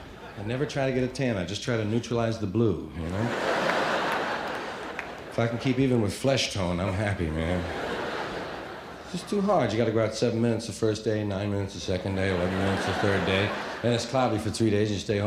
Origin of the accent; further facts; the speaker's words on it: New York, United States; And we'd call our little neighborhood White Harlem, because it sounded bad, you know? Where are you from? White Harlem. Hey. Sound tough, sound down. The real name was Morningside Heights.